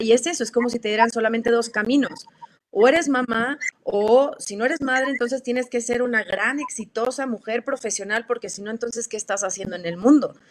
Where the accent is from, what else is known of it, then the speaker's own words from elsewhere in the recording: Torreón, Coahuila, Mexico; yo soy de Torreón, Coahuila